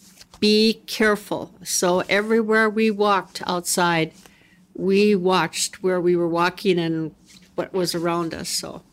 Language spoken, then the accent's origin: English; Flasher, North Dakota, United States; I grew up in Flasher.